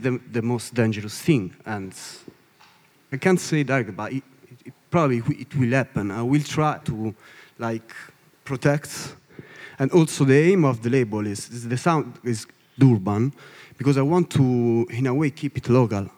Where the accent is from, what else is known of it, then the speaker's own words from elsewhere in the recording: Italy; English is a second language; from Italy. From Italy